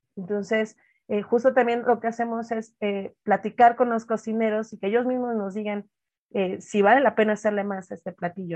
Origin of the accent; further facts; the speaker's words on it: Oaxaca, Mexico; now in Mexico City, Mexico; redes de paisanos, gente de la costa